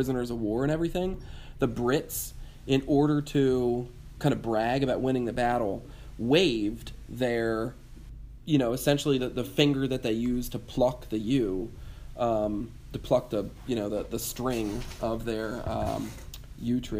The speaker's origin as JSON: {"language": "English", "country": "United States", "said": "growing up in America where we believe in class mobility"}